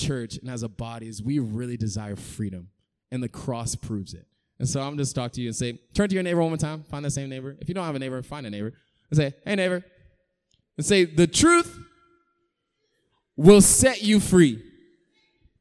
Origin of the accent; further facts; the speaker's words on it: Raleigh, North Carolina, United States; moved away; I'm from North Carolina originally